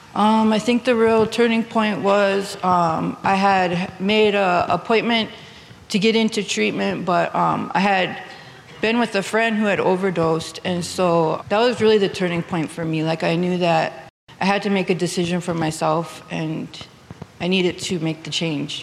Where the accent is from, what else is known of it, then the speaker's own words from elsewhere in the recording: New Town, North Dakota, United States; now in Bismarck, United States; I live in Bismarck, but I'm originally from Newtown. I grew up on the Fort Berthold Reservation